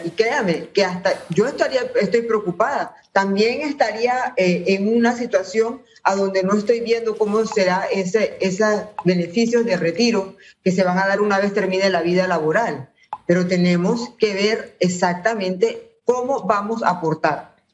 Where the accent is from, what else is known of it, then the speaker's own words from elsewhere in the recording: Panama; Todos somos panameños